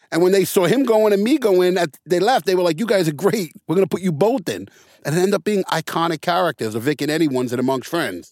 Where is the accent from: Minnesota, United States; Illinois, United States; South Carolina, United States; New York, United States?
New York, United States; New York City; also born or lived in Santa Monica; now in Long Beach, United States; I grew up in the Bronx.